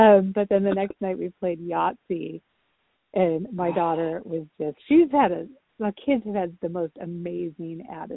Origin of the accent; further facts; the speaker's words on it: Idaho, United States; moved away; I grew up in Idaho